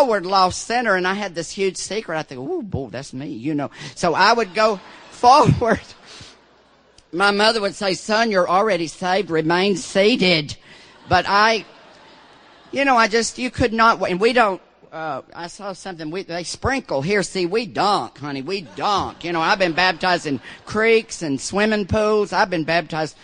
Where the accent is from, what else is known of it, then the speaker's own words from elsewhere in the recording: Deep South, United States; I grew up in the Deep South.